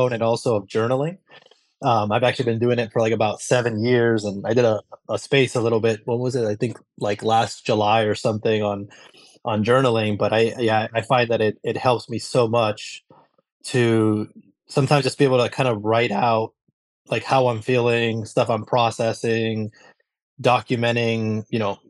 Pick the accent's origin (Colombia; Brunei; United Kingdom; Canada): Colombia; moved away; I'm actually originally from Colombia, so I grew up drinking coffee since I was like a little kid